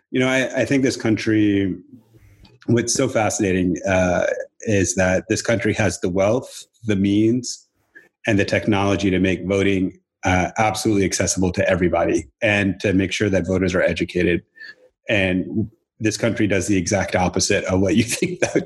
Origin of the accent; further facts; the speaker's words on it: Atlanta, Georgia, United States; moved away as an adult; also born or lived in California; now in Portland, United States; I grew up in Atlanta and then left when I was 23